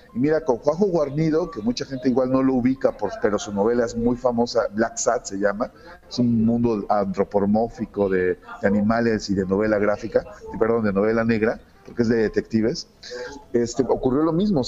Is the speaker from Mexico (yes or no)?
yes; Mexico; soy de México